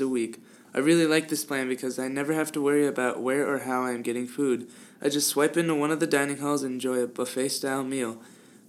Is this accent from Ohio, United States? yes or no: yes; Cleveland, Ohio, United States; I'm from Cleveland, Ohio